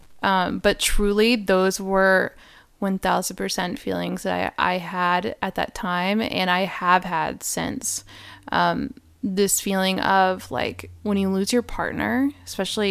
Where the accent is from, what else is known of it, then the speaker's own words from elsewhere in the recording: Rhode Island, United States; moved away; I'm from Rhode Island